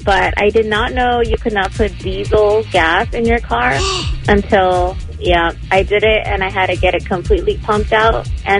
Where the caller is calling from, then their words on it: West Covina, California, United States; Hi, this is … calling from West Covina, California.